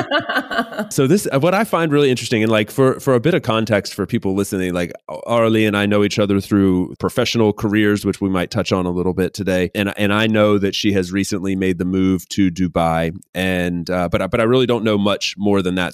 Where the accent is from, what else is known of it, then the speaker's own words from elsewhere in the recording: North Carolina, United States; I grew up in North Carolina in the U S